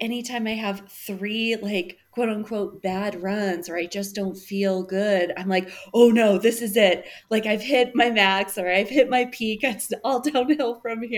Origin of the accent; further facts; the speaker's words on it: West Michigan, United States; now in Denver, United States; I grew up in West Michigan.